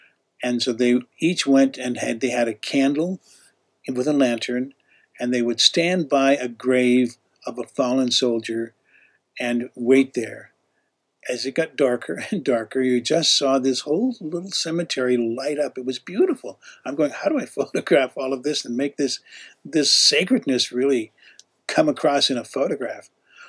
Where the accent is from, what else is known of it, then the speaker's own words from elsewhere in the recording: Canada; also born or lived in Utah; now in United States; And even though I was from Utah, and I told him, I said, hey, originally I'm from Canada.